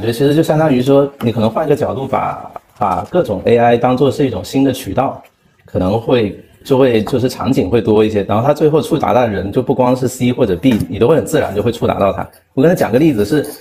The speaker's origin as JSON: {"language": "Chinese", "country": "China", "said": "作为中国人"}